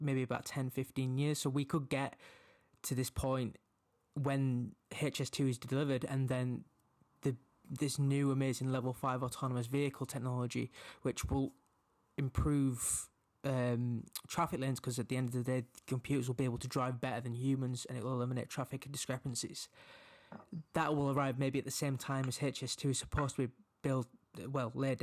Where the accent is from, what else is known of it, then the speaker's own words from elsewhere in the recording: Leeds, Yorkshire and the Humber, United Kingdom; I'm originally from Leeds as well and kind of resides in the north